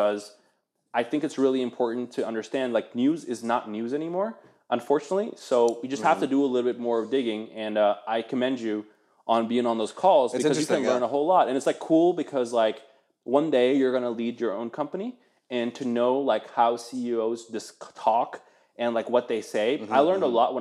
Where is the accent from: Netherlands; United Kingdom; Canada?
Netherlands; also born or lived in Eastern Germany; now in United States; I grew up in Holland, like, you know, watch NOS, NOS